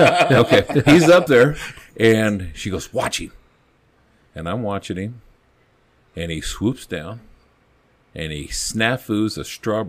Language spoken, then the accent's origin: English; Longmont, Colorado, United States; And, you know, I came from Longmont. My dad was a Boulder cop.